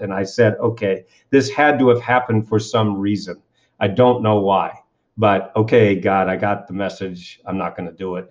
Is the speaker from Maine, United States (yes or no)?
yes; Kennebunkport, Maine, United States; I grew up in this little town called Kennebunkport, Maine, which just happens to be one of the wealthiest communities in New England